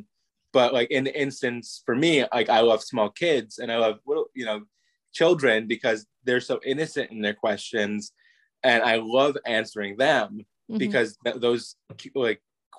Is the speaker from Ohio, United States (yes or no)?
no; New York, United States; also born or lived in Florida; now in California, United States; I'm originally from New York, but I was living in Florida as a teenager